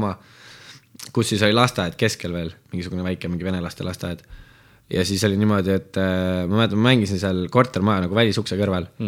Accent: Tartu, Tartu County, Estonia; ma sündisin tegelikult Tartus

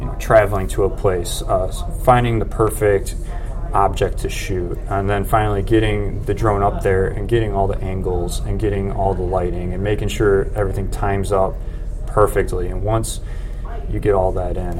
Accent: Plainfield, Illinois, United States; moved away as an adult; now in Indianapolis, United States; I'm originally from Plainfield, which is a suburb of Chicago

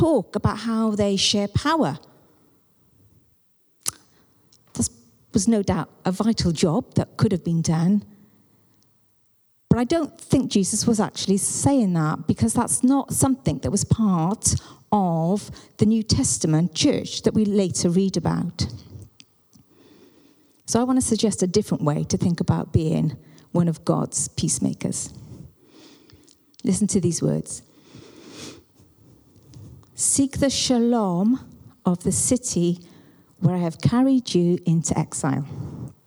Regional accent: Welsh, Wales, United Kingdom; now in Bath, United Kingdom; I am Welsh. I am not English.

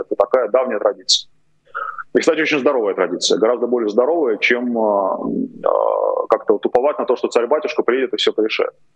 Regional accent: Moscow, Russia; moved away as an adult; now in Kyiv, Ukraine; родился-то я в Москве, это я сейчас киевлянин, да, а тогда до 36 лет я был москвичем

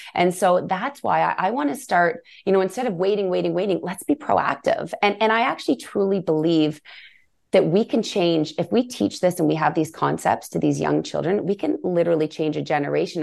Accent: Canada; we're Canadian

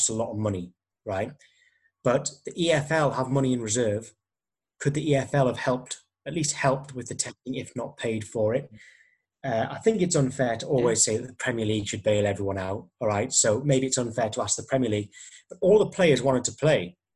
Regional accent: Alnwick, North East England, United Kingdom; That's my hometown there, which is very near Newcastle, a place called Alnwick

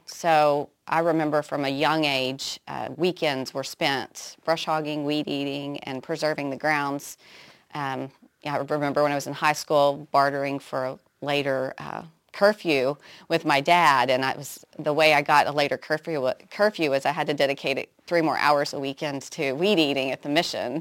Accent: Muskogee, Oklahoma, United States; I was born in Muskogee

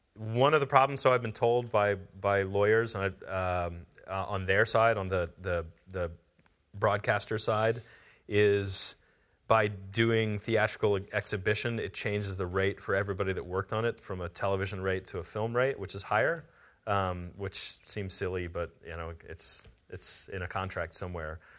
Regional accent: near Pittsburgh, Pennsylvania, United States; also born or lived in Southeast Ohio / Bakersfield; now in Austin, United States; I grew up near Pittsburgh

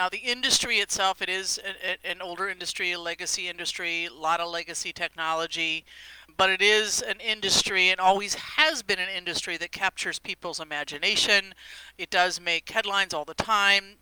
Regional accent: Silicon Valley, California, United States; I'm from Silicon Valley. I've, you know, been resident here for a very long time

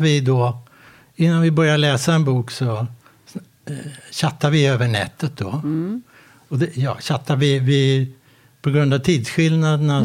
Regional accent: Sweden; also born or lived in Båstad; now in Halmstad, Sweden; jag är från Sverige

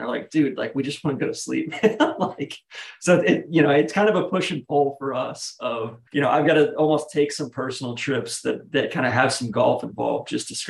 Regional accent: Atlanta, Georgia, United States; moved away; I'm from Atlanta originally

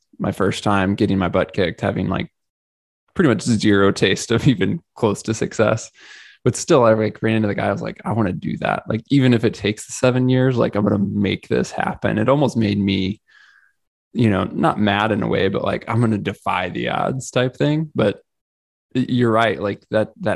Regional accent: Missouri, United States; I'm originally from Missouri and grew up hunting a bit here

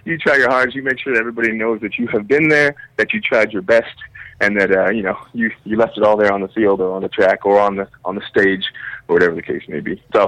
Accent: Canada; Can I tell you, I'm sorry, I don't know any guns. I'm Canadian.

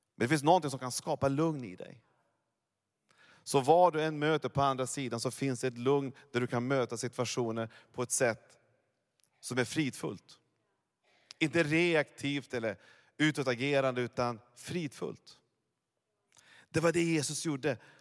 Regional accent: Norrland, Sweden; Jag är ju norrlänning egentligen.

